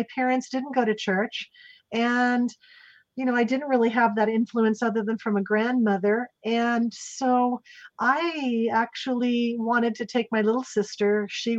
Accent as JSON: {"language": "English", "town": "Salem", "region": "Oregon", "country": "United States", "tie": "born or raised there", "said": "I was raised in Salem, Oregon, and I was born there"}